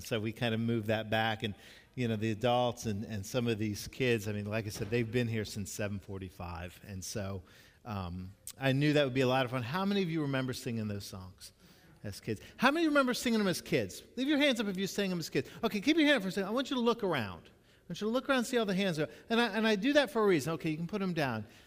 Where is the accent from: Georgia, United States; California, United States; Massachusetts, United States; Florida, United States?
Florida, United States; Jacksonville; when I was growing up in Jacksonville